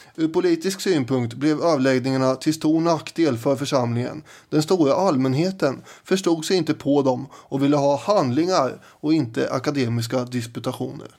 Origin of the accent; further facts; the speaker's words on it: Sweden; vi svenskar